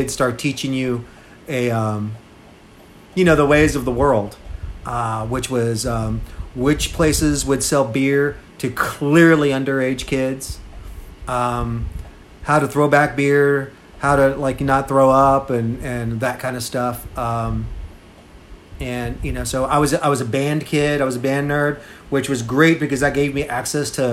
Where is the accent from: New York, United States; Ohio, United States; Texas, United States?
Texas, United States; Seguin; also born or lived in Austin, Texas; I'm from Seguin, Texas. I went my first year of college to there in my hometown.